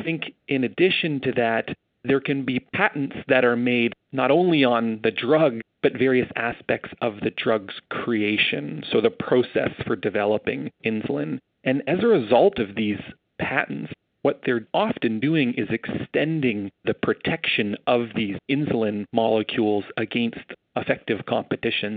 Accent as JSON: {"language": "English", "country": "Canada", "said": "as a Canadian"}